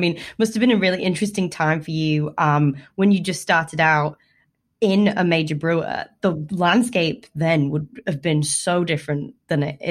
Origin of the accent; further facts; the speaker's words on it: United Kingdom; being a Brit